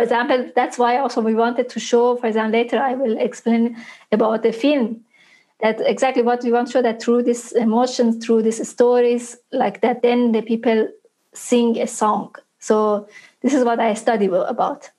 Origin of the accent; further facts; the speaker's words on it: Isfahan, Iran; my hometown to Isfahan